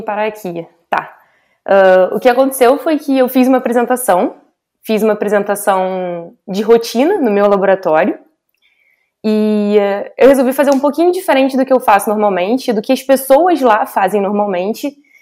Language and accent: Portuguese; Rio de Janeiro, Brazil; eu sou carioca, né? Carioca da gema.